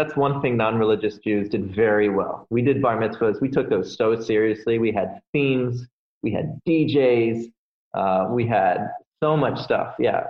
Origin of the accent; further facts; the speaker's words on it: Miami, Florida, United States; I grew up in South Florida in the suburbs down in Miami.